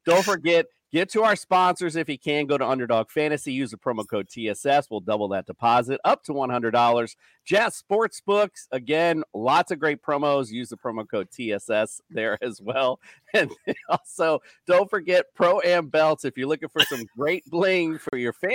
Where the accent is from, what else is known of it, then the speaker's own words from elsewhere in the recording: Florida, United States; we are back in my home state of Florida